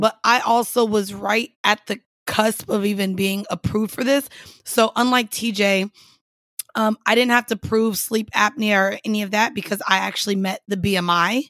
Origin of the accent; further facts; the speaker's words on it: Orlando, Florida, United States; moved away; I grew up in Orlando.